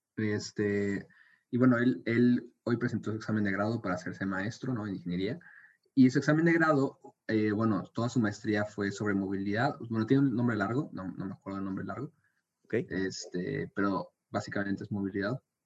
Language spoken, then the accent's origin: Spanish; Mexico City, Mexico; now in Monterrey, Mexico; yo crecí en Ciudad de México